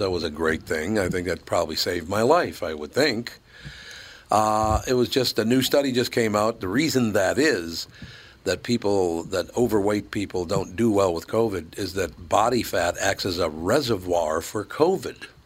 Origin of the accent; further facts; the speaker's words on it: United States; because I'm an American